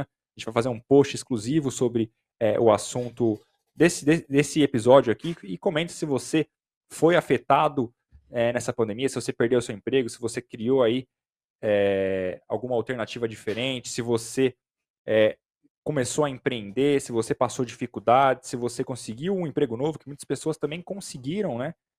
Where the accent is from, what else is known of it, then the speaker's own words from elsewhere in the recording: Brazil; a gente é, é brasileiro